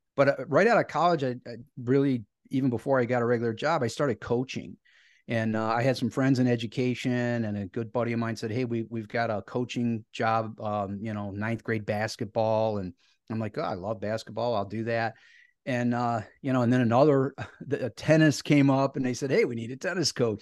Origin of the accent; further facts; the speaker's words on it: Cleveland, Ohio, United States; I grew up in Northeast Ohio and I still live in a, a suburb of Cleveland, so I'm a, a lifelong Clevelander